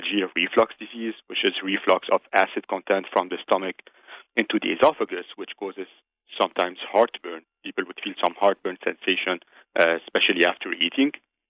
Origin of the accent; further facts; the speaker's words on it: Lebanon; moved away as an adult; also born or lived in Chicago; now in United States; I was actually born and raised in Lebanon. It's where I lived most of my life.